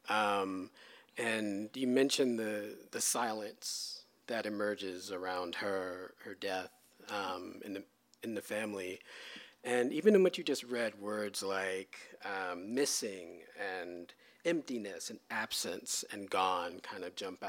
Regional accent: New York City, New York, United States; I'm from New York City

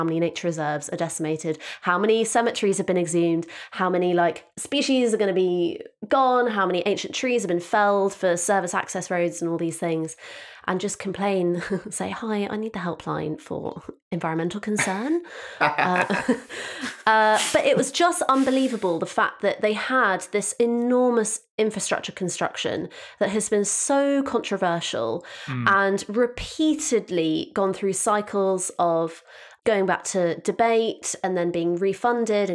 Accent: Devon, South West England, United Kingdom; I'm from Devon

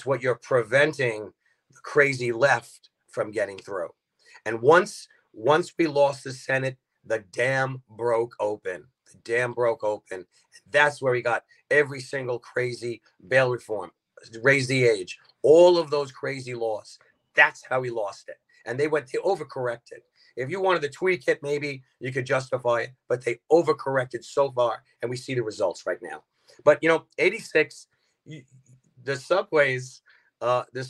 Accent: New York City, New York, United States; Grew up in Brooklyn, born and raised

